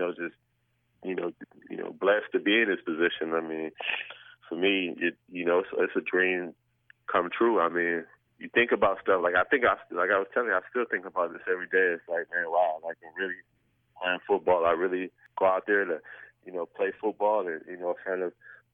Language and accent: English; Buffalo, New York, United States; moved away; I'm from Buffalo